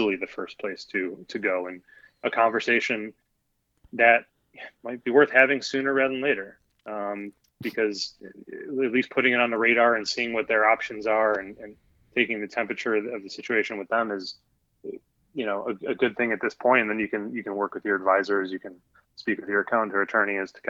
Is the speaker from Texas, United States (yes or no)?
no; Chicago, Illinois, United States; now in Miami, United States; I'm from Chicago. I live in Miami.